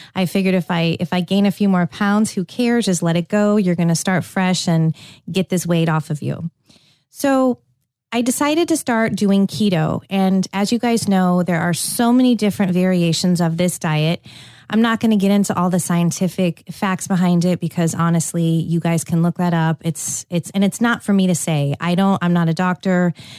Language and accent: English; California, United States; moved away; I grew up in California